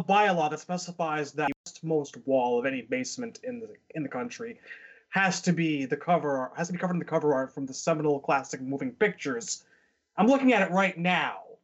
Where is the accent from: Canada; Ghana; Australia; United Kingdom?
Canada; as a Canadian